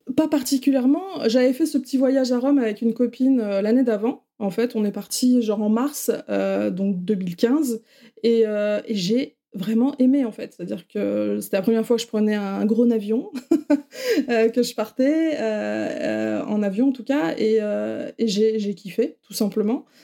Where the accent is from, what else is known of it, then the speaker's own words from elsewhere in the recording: the Nord, Hauts-de-France, France; moved away as an adult; also born or lived in Paris region / England; now in Quebec, Canada; je suis du Nord, moi je suis une ch'ti